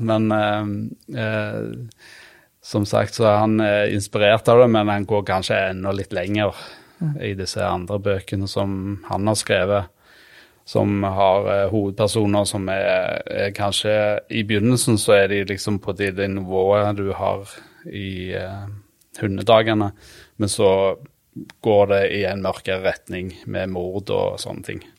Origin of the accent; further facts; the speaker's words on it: Randaberg, Rogaland, Norway; egentlig Randaberg, da. Det er jo rett utenfor Stavanger